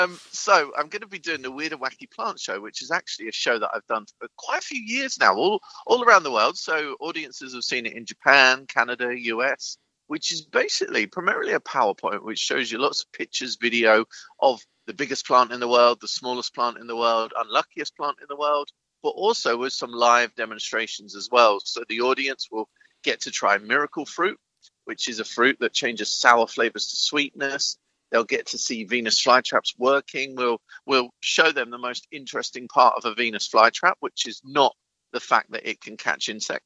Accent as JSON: {"language": "English", "region": "England", "country": "United Kingdom", "said": "as an English visitor"}